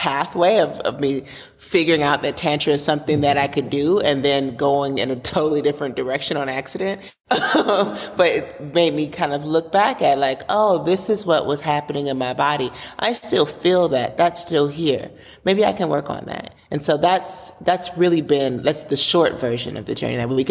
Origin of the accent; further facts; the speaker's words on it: Chicago, Illinois, United States; I have come from a mixed background growing up in Chicago